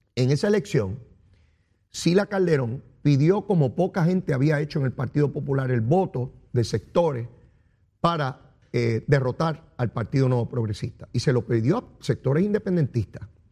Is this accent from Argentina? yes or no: no; San Juan, Puerto Rico; Soy orgulloso de ser puertorriqueño, de vivir en esta isla